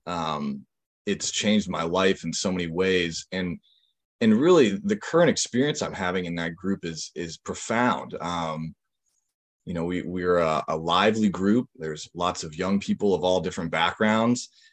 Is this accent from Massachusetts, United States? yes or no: yes; Northampton, Massachusetts, United States; also born or lived in Seattle, Washington; I grew up in Western Massachusetts